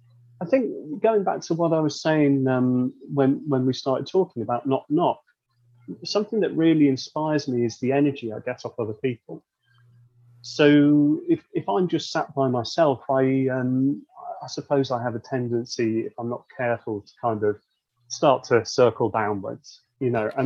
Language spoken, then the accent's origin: English; Wirral, North West England, United Kingdom; I'm not really from anywhere. I mean, I could say I'm from the Wirral, but you can hear from my accent